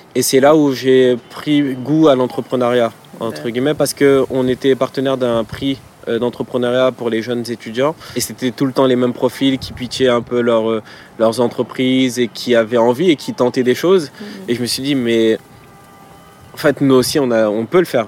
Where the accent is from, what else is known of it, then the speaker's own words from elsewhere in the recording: Villepinte, Île-de-France, France; j'ai grandi à Villepinte, donc dans, le 93